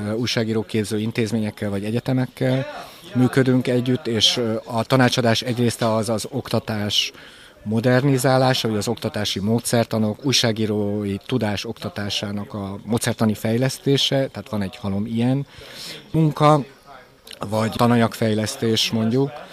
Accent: Hungary; moved away; én Kelet-Európából jöttem, és Kelet-Európa amikor én Magyarországon újságíró voltam

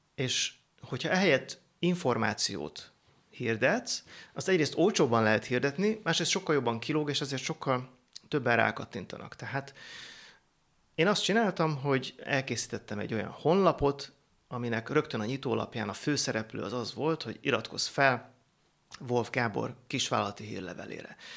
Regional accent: Szentendre, Pest, Hungary; Szentendré nőttem föl

